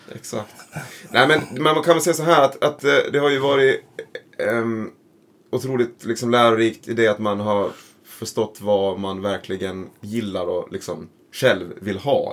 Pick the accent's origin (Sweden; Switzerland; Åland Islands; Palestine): Åland Islands; Föglö, Åland; also born or lived in Mariehamn; jag är, är från Fögle, heter det. Mm. Och det är ju liksom en av de här skärgårdskommunerna då